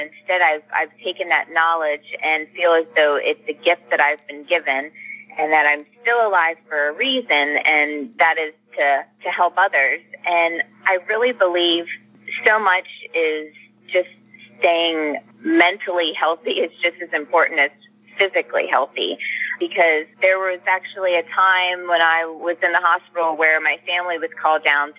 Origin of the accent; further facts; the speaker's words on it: Pennsylvania, United States; moved away as an adult; also born or lived in Sacramento area, California; now in Sacramento, United States; we were both born and raised in Pennsylvania